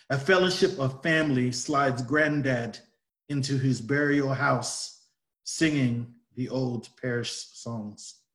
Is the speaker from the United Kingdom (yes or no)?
yes; England, United Kingdom; born there; Because I was born in England, family's Jamaican, and I've pretty much moved every five years to a different country or place.